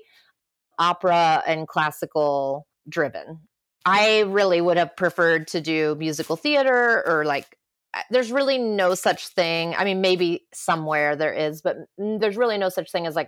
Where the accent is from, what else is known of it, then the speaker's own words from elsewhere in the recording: Southeast Ohio, United States; I grew up in Southeast Ohio